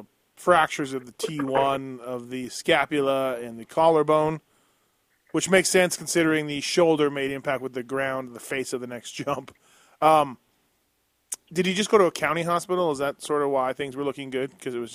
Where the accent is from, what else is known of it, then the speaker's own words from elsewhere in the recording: Canada; Like, I'm from Canada.